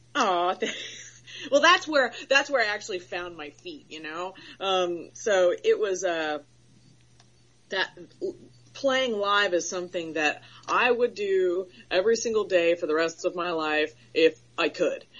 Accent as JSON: {"language": "English", "region": "Florida", "country": "United States", "tie": "born or raised there", "said": "I'm from Florida. I was born and raised in Florida, so I'm a hothead"}